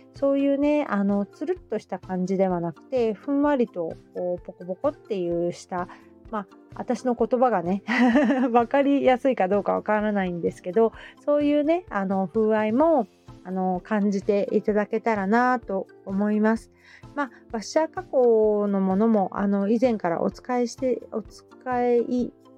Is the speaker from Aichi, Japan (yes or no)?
no; Hamamatsu, Shizuoka, Japan; now in Kita-Kamakura, Japan; 私の地元の浜松